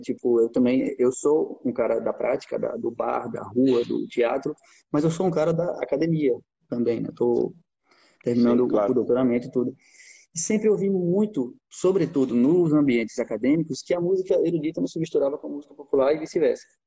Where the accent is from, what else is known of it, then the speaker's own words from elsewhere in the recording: Sergipe, Brazil; moved away as an adult; now in Portugal; a gente é brasileiro